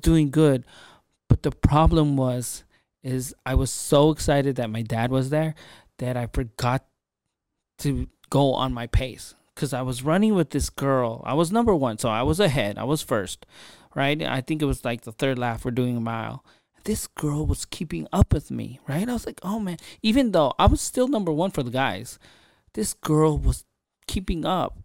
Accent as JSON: {"language": "English", "country": "Philippines", "said": "I'm Filipino, and so is my father."}